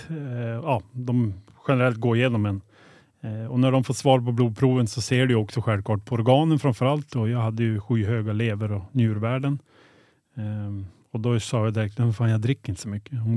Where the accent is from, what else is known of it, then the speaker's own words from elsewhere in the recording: Skellefteå, Västerbotten County, Sweden; gå i en mataffär i ICA Maxi hemma i Skellefteå